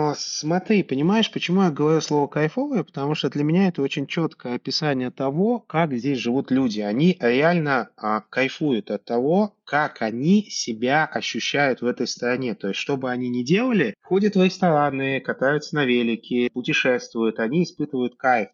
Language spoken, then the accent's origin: Russian; Tashkent, Uzbekistan; moved away as an adult; also born or lived in Russia / United States; now in The Hague, Netherlands; Я вообще родился в Узбекистане, в Ташкенте